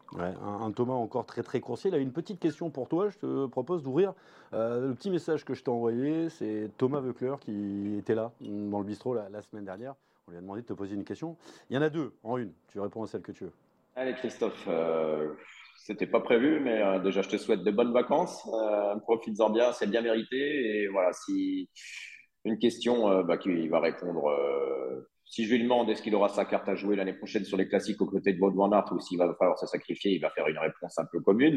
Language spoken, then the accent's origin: French; southern France, France; quand on est français, comme toi, comme moi, sudiste, en plus